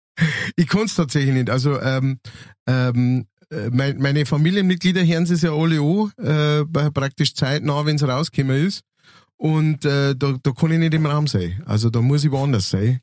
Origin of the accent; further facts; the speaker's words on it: Lower Bavaria, Germany; accent: Lower Bavarian; moved away as an adult; now in Upper Palatinate, Germany; ich bin ja Niederbayer, ne? geborener Niederbayer, wobei ich jetzt tatsächlich in diesem Jahr äh, genauso lange in der Oberpfalz wohne wie, äh, wie vorher in Niederbayern